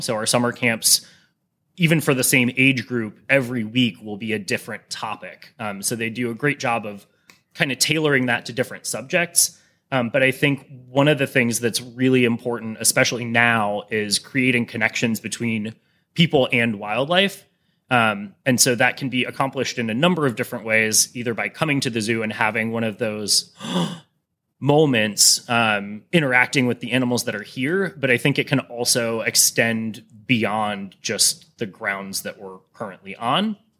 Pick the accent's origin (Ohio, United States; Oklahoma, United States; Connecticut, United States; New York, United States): Ohio, United States; Cleveland; growing up in Cleveland